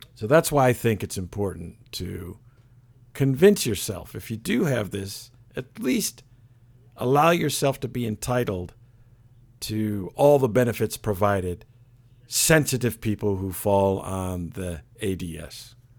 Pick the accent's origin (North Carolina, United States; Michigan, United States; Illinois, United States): Michigan, United States; Flint; moved away; also born or lived in Stanford, California; I was born in Michigan. I actually flint Michigan back in the day when it wasn't so bad